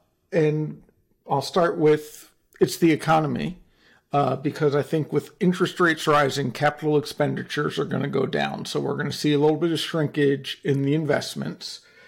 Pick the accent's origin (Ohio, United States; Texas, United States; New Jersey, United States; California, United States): New Jersey, United States; Hey, I'm from New Jersey and my father was a lawyer, so I'm allowed to say that one.